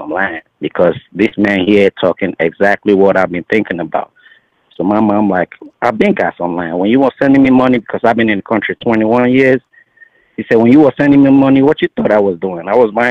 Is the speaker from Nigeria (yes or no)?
yes; Nigeria; now in Las Vegas, United States; I'm from Nigeria originally.